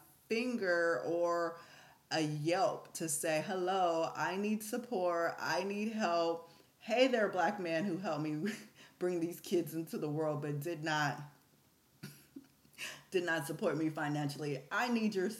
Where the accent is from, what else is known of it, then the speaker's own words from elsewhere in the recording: the Bay Area, California, United States; I'm from the Bay